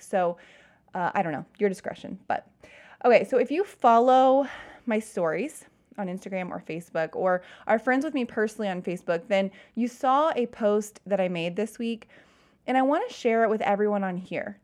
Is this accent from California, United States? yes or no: no; Cincinnati, Ohio, United States; also born or lived in Kentucky; I'm from Cincinnati